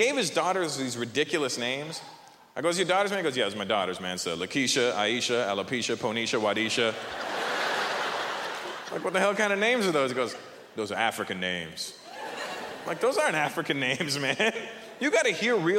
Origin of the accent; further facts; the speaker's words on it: Canada; Good to be home, man. Canada